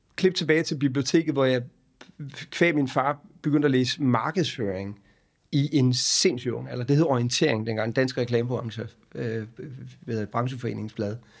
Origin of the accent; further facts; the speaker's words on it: Hårby, Southern Denmark, Denmark; Jeg er født i Hårby, på Vestfyn, øh, ned på Assens sygehus, øh, og så opvokset i byen Hårby